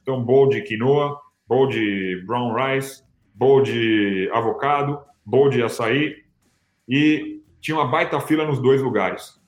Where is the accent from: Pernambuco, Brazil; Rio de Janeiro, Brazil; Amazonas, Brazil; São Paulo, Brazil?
São Paulo, Brazil; moved away as an adult; now in United States; sou nascido e criado em São Paulo